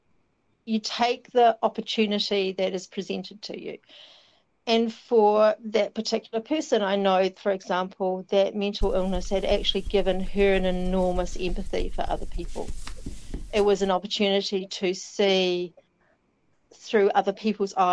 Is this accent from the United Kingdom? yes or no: no; South Island, New Zealand; moved away; growing up in the South Island